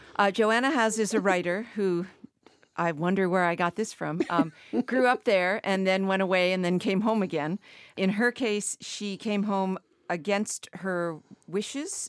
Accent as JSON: {"language": "English", "area": "Martha's Vineyard", "region": "Massachusetts", "country": "United States", "also_born_or_lived": "the American West", "moved": "as an adult", "said": "I was from Martha's Vineyard when I lived out west"}